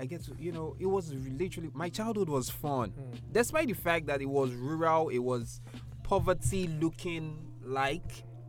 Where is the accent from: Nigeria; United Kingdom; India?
Nigeria; Lagos; also born or lived in Surulere; I grew up in Makoko. I spent 7 years. Yes, I spent seven good years, solid years. I went to school in Makoko. I grew up, I stayed in Makoko. And I'm not talking the tushness of Makoko. I'm talking about the rural part.